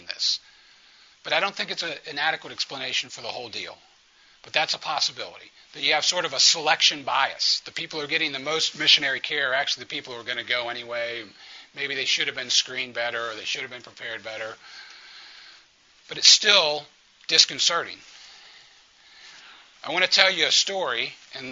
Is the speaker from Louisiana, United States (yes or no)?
yes; New Orleans, Louisiana, United States; New Orleans, that's my hometown